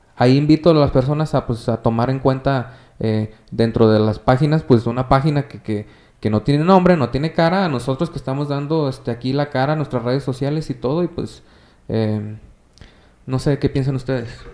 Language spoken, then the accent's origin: Spanish; Mexico; como ciudadanos mexicanos